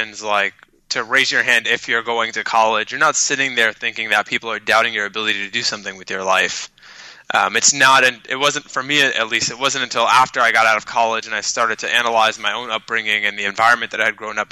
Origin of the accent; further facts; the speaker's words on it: New York City, New York, United States; first language Arabic; English is a second language; I was raised by a single mother on government aid, went through some of New York City's most struggling public schools